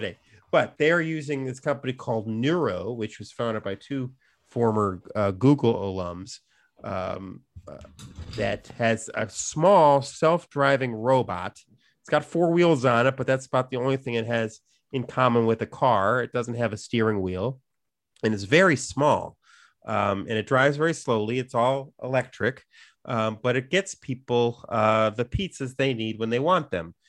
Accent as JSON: {"language": "English", "town": "Chicago", "region": "Illinois", "country": "United States", "tie": "born or raised there", "said": "growing up in Chicago where there's so many, like, you know, non-chain versions"}